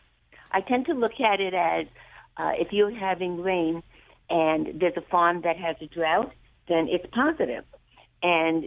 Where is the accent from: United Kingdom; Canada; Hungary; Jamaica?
Hungary; moved away; I'm from Hungary